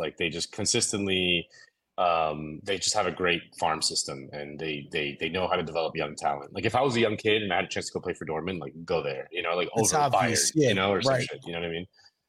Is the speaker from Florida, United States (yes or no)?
yes; Miami, Florida, United States; I'm from Miami.